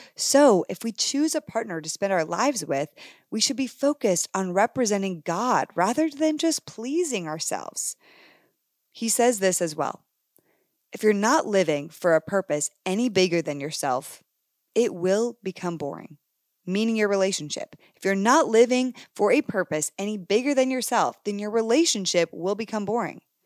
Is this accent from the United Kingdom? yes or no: no; Canada; moved away; as a girl who originally came from Canada, if you didn't know that, fun fact, I was born in Canada